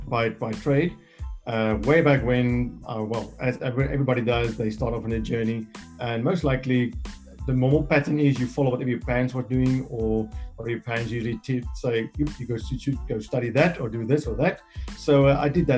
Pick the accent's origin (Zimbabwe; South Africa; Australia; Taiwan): South Africa; I come from South Africa. I'm here in Cape Town.